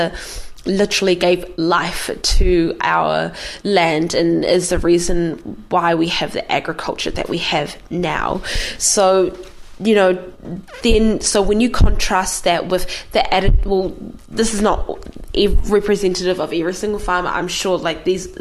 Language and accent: English; New Zealand; growing up in New Zealand